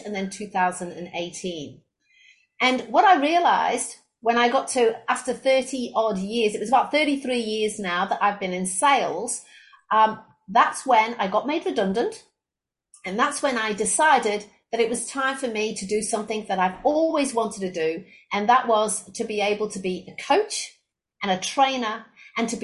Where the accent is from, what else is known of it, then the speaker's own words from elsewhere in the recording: England, United Kingdom; moved away as an adult; also born or lived in Australia; now in Brisbane, Australia; I was originally from England, where I graduated with a degree in business and marketing